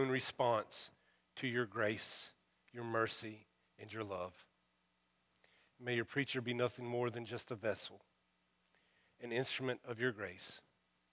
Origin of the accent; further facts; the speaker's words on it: United States; accent: hillbilly; my first language is hillbilly